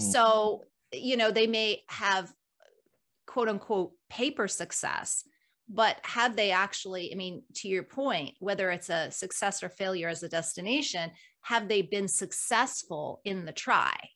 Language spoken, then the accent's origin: English; United States